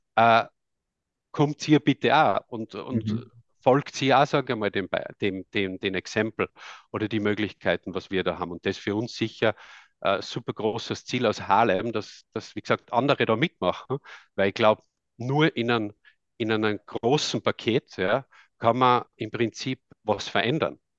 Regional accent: Tamsweg, Salzburg, Austria; accent: Austrian; now in Netherlands; ich komme ursprünglich aus Österreich, aus dem Lungau, aus Tamsweg

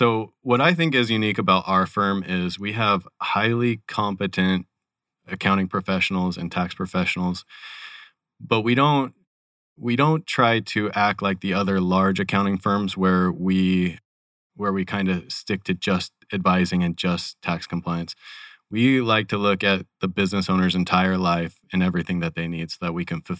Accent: California, United States; moved away as an adult; also born or lived in Sacramento, California / San Luis Obispo, California; now in Phoenix, United States; I grew up in California, but don't hold that against me. I lived in Sacramento, California, as well as San Luis Obispo, California. Moved here with my wife about 5 years ago from Sacramento.

